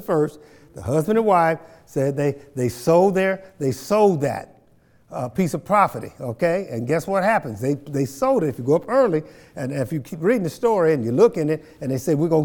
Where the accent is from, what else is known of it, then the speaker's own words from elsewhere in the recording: Kansas, United States; I grew up down in Lacine, Kansas